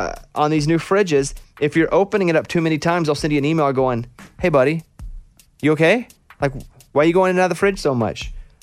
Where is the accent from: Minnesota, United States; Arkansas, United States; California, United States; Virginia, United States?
Arkansas, United States; I don't know a lot about fly fishing because I grew up in Arkansas and we did a lot of flat bottom boat fishing.